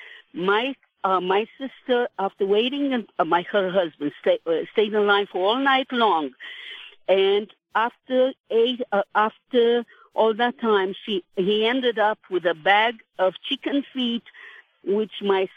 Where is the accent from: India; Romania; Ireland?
Romania; now in United States; I am about 70 years old and I'm from Romania.